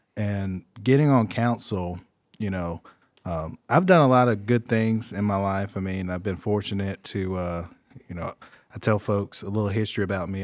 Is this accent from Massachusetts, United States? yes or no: no; Greer, South Carolina, United States; I'm from Greer, born and raised, been there all my life.